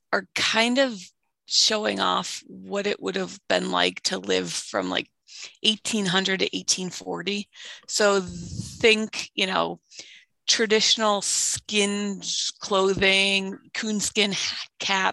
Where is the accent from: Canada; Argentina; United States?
United States; East Coast; moved away; I grew up on the East Coast